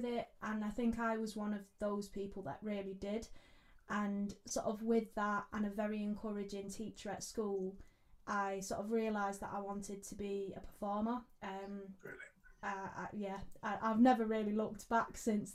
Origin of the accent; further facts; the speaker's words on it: Manchester, North West England, United Kingdom; Manchester, my hometown